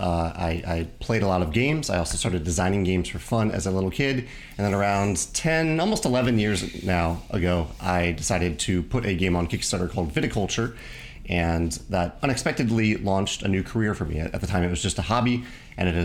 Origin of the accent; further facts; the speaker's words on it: Virginia, United States; now in Missouri, United States; I grew up in Virginia